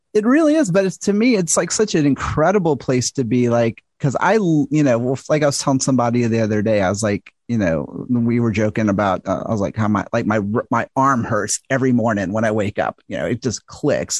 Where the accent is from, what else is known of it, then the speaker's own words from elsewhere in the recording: the South, United States; I'm from the South and American